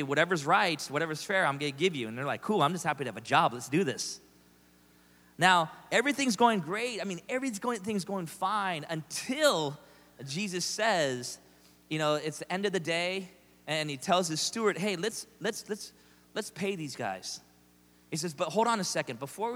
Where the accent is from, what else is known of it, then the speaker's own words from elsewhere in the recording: United States; I'm an American